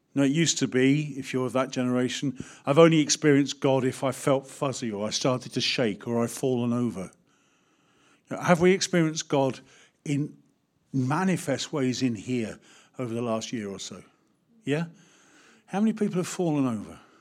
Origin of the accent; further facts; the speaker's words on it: United Kingdom; As British people